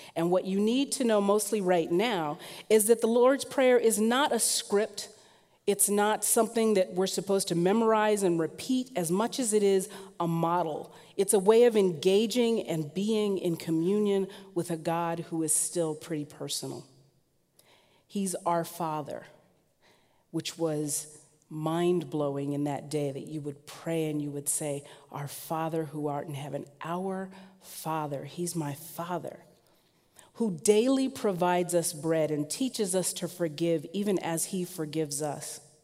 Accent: Southern California, United States; now in Portland, United States; I am mostly from Southern California, which means I love the sun

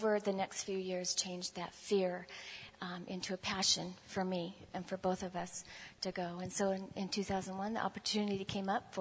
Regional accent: Gresham, Oregon, United States; I was born in Gresham, Oregon

